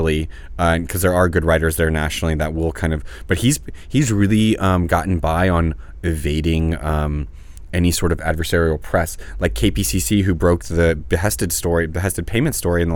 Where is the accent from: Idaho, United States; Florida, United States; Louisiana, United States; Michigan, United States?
Louisiana, United States; New Orleans; now in Los Angeles, United States; one of them from my hometown, Mitch Landrieu